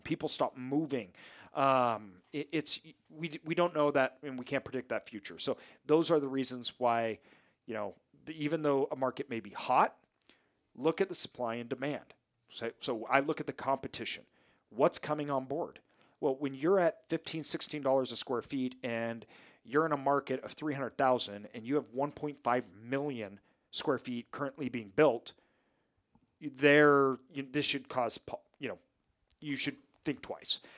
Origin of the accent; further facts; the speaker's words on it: near Boise, Idaho, United States; a city near my hometown, so the Boise metro area